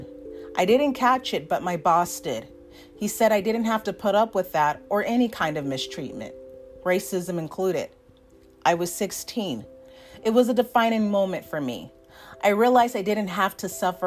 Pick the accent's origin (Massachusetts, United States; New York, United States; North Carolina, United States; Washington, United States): Washington, United States; Seattle; also born or lived in Tacoma, Washington; I'm from Seattle, Washington, and I'm a motivational speaker. I was born in Tacoma, Washington